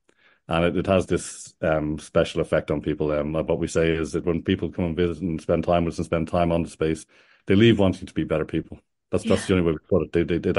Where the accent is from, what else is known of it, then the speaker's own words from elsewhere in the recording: Blackrock, Leinster, Ireland; also born or lived in Dublin; I was originally from Blackrock, a suburb in Dublin, and kind of moved gradually towards out into the country as my life progressed.